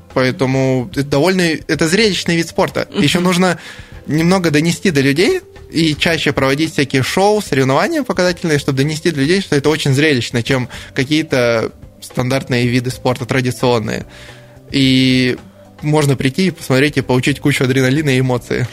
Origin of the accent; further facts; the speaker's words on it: Novokuznetsk, Kemerovo Oblast, Russia; now in Krasnoyarsk, Russia; Я сам родился в Новокузнецке